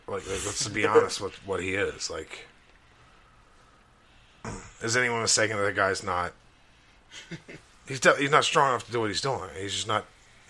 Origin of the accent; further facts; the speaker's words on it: Alabama, United States; I grew up in Alabama. My grandfather taught for Auburn.